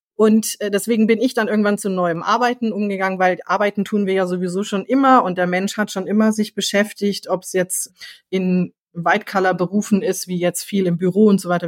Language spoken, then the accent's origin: German; Frankfurt, Hesse, Germany; ich komme aus Frankfurt